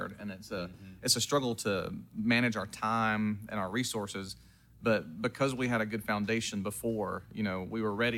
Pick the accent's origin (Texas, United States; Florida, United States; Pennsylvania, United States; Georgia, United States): Georgia, United States; Martin; also born or lived in Toccoa, Georgia; I'm from Martin